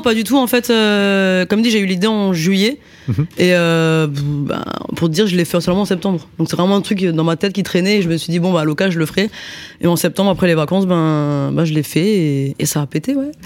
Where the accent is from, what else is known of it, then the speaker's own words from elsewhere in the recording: Strasbourg, Grand Est, France; je viens de Strasbourg